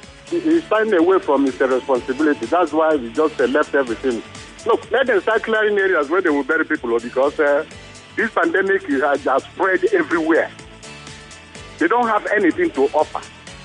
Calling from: Surulere, Lagos, Nigeria; I'm calling from Surulere.

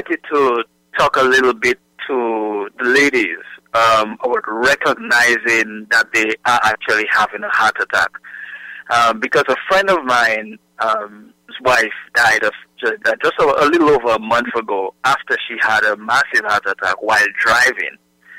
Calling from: Texas, United States

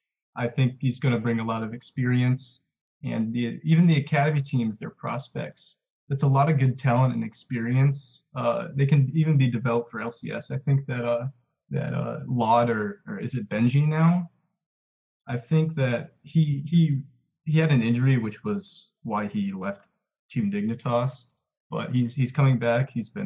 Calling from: Worcester, Massachusetts, United States; I'm calling from Massachusetts.

